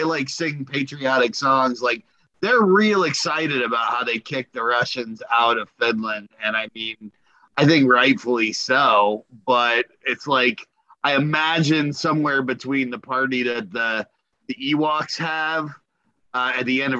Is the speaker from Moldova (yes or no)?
yes; Moldova; I was a gymnast, Olympic caliber for the country of Moldova, which is my home country.